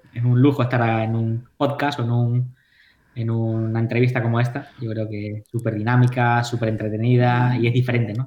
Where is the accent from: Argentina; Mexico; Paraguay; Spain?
Spain; Tenerife, Canary Islands; moved away as an adult; now in New York, United States; yo soy de Tenerife